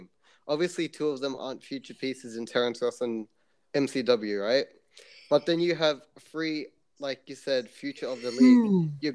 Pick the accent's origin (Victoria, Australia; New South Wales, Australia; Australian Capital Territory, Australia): New South Wales, Australia; Sydney; I'm from Sydney